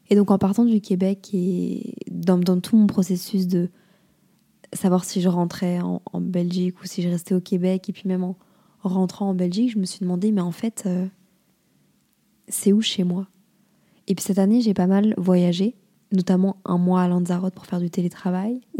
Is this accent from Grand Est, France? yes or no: no; Lille, Hauts-de-France, France; also born or lived in Montreal, Canada; À Lille, c'est c'est pas chez moi, mais d'un autre côté, c'est là où j'ai grandi et c'est hyper important pour moi, ma famille.